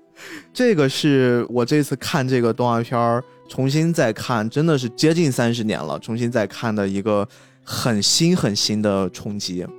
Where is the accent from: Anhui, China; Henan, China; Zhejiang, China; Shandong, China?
Shandong, China; Qingdao; 我们青岛这边儿很奇怪，我们是先每一个区，就是青岛当时是有四个区嘛，青岛是一个小城市啦